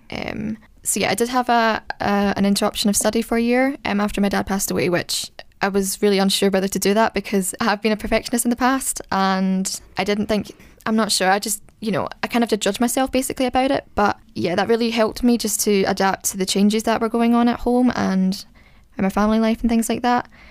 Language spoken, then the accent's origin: English; Scotland, United Kingdom; I'm from Scotland.